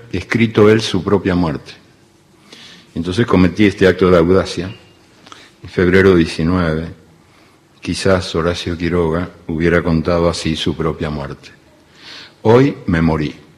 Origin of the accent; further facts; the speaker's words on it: Uruguay; also born or lived in Argentina; yo soy uruguayo y argentino también